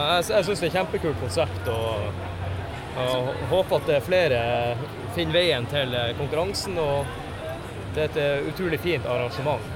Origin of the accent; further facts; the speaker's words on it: Tromsø, Troms, Norway; min hjemby Tromsø.